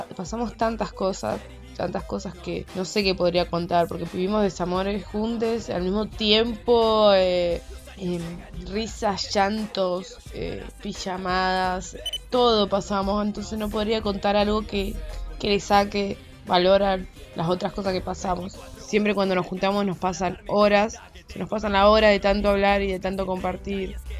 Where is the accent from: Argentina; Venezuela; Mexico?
Argentina; Venado Tuerto, Santa Fe; now in Rosario, Argentina; soy de Venado Tuerto, vivo en Rosario